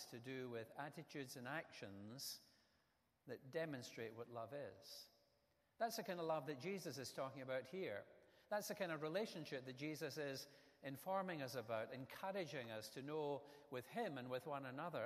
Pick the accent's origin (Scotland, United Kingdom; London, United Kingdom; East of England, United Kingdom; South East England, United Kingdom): Scotland, United Kingdom; moved away as an adult; we moved to a new house in the town where I grew up in Scotland